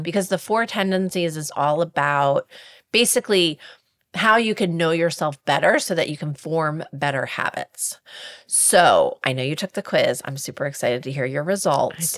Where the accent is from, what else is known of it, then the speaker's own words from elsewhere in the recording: Milford, Delaware, United States; I grew up in Milford, Delaware